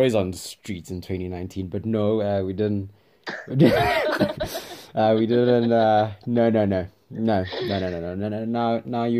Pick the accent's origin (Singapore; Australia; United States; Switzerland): Switzerland; English is a second language; I'm from Switzerland.